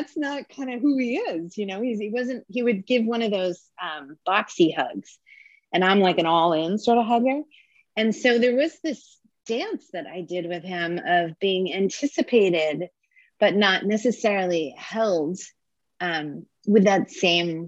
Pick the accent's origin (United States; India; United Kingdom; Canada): United States; New Jersey; also born or lived in Southern Maine; now in Maine, United States; I'm from New Jersey, which it might be Mars to Northern Maine